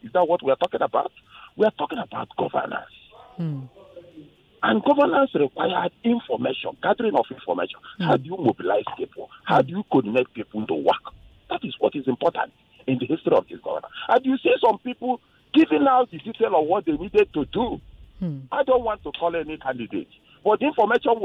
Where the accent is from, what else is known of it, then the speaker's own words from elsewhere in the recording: Anambra, Nigeria; now in Lagos, Nigeria; from Anambra State